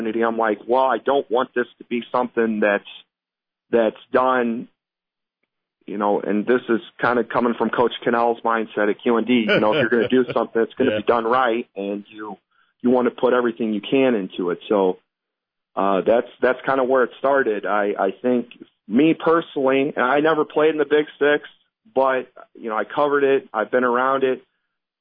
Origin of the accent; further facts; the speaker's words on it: Quincy, Illinois, United States; now in Quad Cities, United States; I was from Quincy